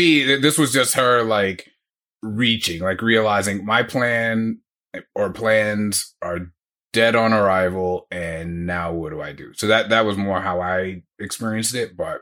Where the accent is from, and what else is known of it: United States